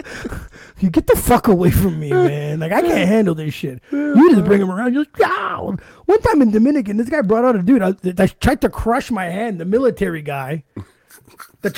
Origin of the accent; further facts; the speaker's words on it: Ottawa, Ontario, Canada; I said, from here. He goes, oh, what school did you go to? I go, guys, I went to St. Pat's, man.